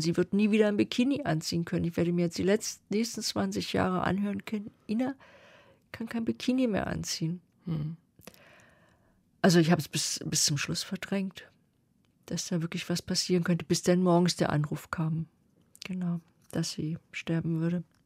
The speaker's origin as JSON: {"language": "German", "region": "East Germany", "country": "Germany", "said": "ich komme aus der DDR"}